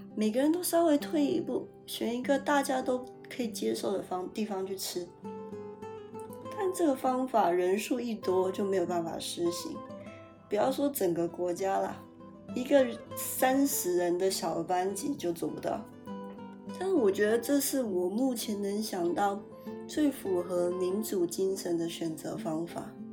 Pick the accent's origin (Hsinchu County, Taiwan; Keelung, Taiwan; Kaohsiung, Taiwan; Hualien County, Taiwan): Kaohsiung, Taiwan; moved away; 我自己是一个土生土长的高雄人，在高雄也住了二十几年